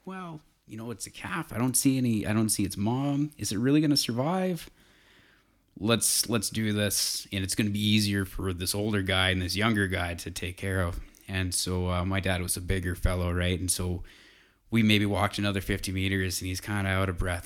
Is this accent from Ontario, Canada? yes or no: no; south of Calgary, Southern Alberta, Canada; also born or lived in Edmonton; I grew up in Southern Alberta, south of Calgary, by about an hour. So the Porcupine Hills is, is home to me